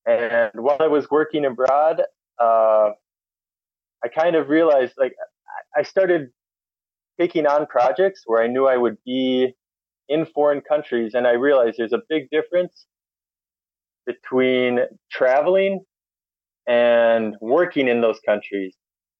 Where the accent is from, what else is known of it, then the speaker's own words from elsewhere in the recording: Minnesota, United States; moved away as an adult; also born or lived in Warsaw, Poland; I'm from Minnesota. That's in the U.S.